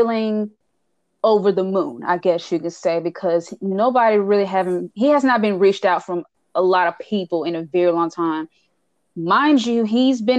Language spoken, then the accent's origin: English; Charlotte, North Carolina, United States; I'm from Charlotte, North Carolina, and I am 31 years old